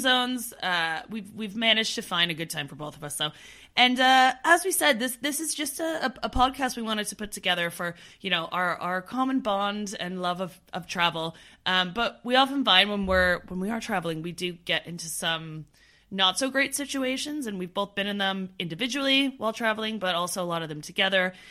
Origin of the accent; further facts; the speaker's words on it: Canada; now in London, United Kingdom; We're both from Canada, but now we live on complete opposite ends of the world